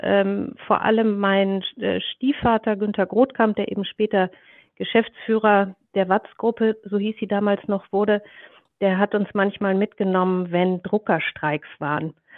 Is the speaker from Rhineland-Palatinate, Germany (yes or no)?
no; Ruhr area, North Rhine-Westphalia, Germany; moved away; meine Kindheit im Ruhrgebiet ähm, Mitte der 70er Jahre war, äh, war wunderbar